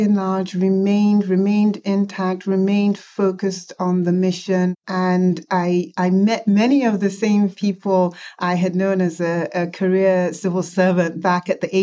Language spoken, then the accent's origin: English; Nigeria; now in United States; I was born in Nigeria